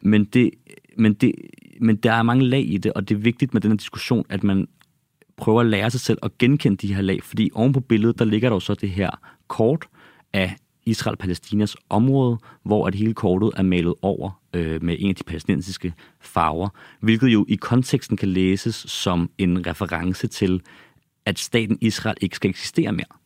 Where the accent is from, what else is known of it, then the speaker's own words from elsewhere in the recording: Copenhagen, Capital Region of Denmark, Denmark; also born or lived in Ballerup; Jeg er opvokset og født i København, opvokset i Ballerup og på Christianshavn.